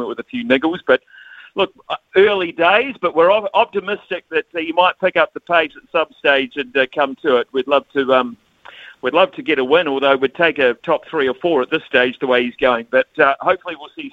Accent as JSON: {"language": "English", "town": "Palmerston North", "region": "Manawatū-Whanganui", "country": "New Zealand", "tie": "born or raised there", "said": "growing up in Palmerston North"}